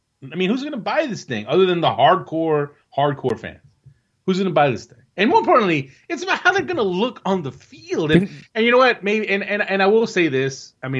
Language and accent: English; United States; and as fans, as American soccer fans, and you want to root for this team and be all patriotic and be about your country